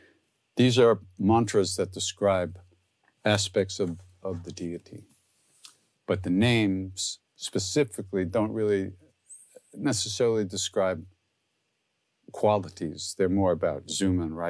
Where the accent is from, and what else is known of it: Long Island, New York, United States